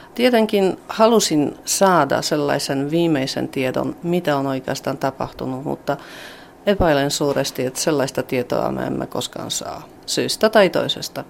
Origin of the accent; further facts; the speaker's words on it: Poland; me olemme Puolasta